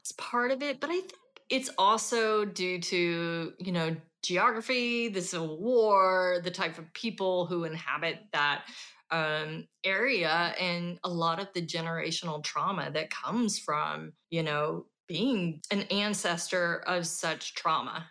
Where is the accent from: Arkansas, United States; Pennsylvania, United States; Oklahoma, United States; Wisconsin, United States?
Arkansas, United States; Fort Smith; moved away; Fort Smith is my hometown